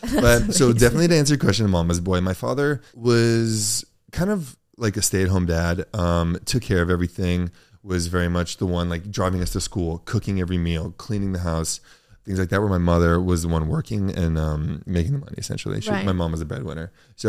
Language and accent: English; Los Angeles, California, United States; I grew up in a part of LA that was very middle class. I grew up on Crenshaw and Olympic Boulevard. It's mid city, kind of by Koreatown.